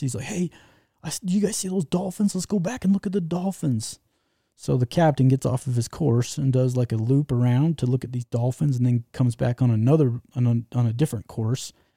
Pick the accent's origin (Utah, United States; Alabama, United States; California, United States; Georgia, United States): Utah, United States; Utah? You heard of Utah?